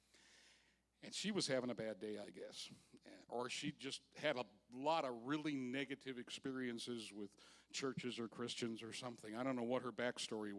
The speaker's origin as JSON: {"language": "English", "town": "Park Ridge", "region": "Illinois", "country": "United States", "tie": "born or raised there", "said": "I was raised in Park Ridge, Illinois"}